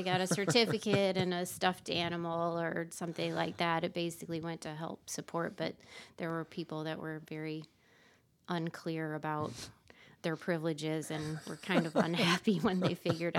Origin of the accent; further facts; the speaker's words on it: South Lyon, Michigan, United States; also born or lived in Detroit, Michigan; now in Iowa, United States; I was born and raised in Southeast Michigan.